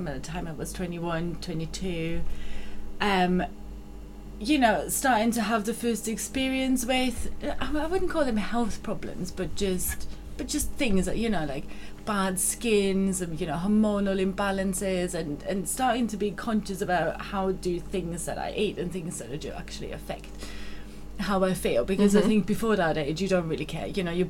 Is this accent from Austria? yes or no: yes; Austria; now in United Kingdom; So I grew up in Austria. Hence the funny accent.